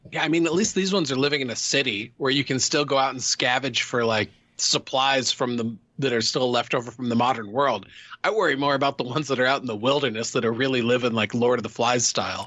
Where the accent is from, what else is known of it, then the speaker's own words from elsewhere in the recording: Midwest, United States; I grew up in the Midwest